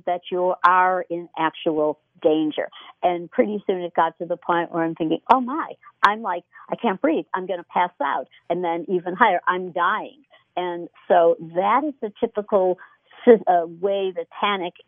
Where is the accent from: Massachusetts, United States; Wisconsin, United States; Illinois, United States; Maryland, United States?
Illinois, United States; Chicago; moved away; I was from the Chicago area